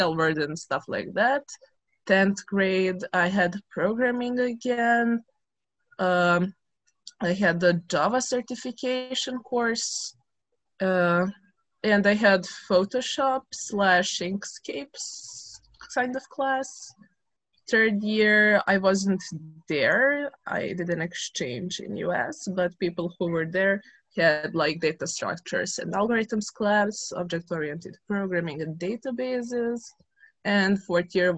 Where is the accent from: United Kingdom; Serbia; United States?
Serbia; moved away; I am 18 years old and I'm from Serbia.